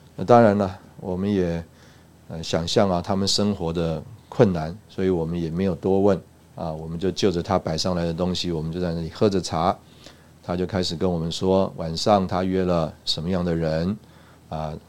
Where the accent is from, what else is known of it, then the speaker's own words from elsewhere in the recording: Taipei, Taiwan; moved away as an adult; also born or lived in Russia; 我自己是在台北长大